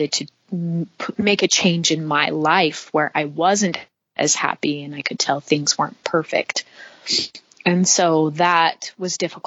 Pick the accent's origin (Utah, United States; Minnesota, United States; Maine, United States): Utah, United States; St. George; also born or lived in Cedar City, Utah / Monroe, Utah; We moved from Cedar City to St. George